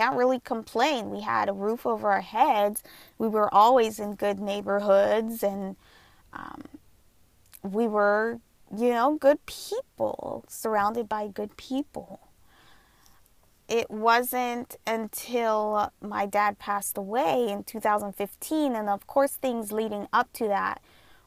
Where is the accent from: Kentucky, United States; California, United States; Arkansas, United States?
California, United States; Southern; I was born and raised here in SoCal, in Southern California.